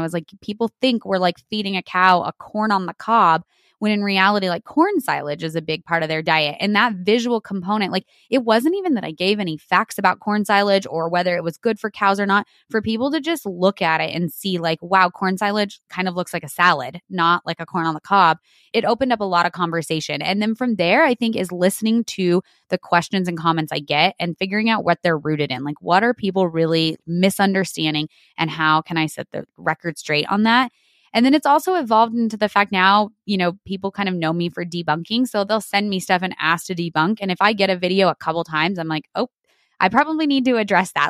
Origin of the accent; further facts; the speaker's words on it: New Mexico, United States; I grew up on my family's dairy in New Mexico. So, born and raised in New Mexico in the Southwest